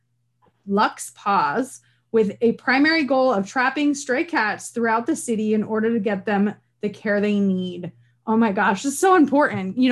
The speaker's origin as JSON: {"language": "English", "region": "Northern New York", "country": "United States", "moved": "yes", "said": "I'm from Northern New York originally, like Canada adjacent"}